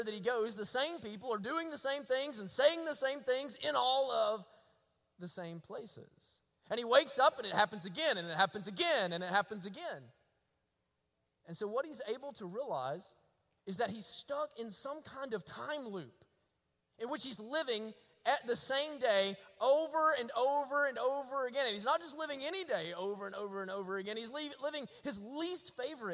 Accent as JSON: {"language": "English", "town": "Rabbit Town", "region": "Alabama", "country": "United States", "tie": "born or raised there", "said": "I was raised in Rabbit Town, Alabama"}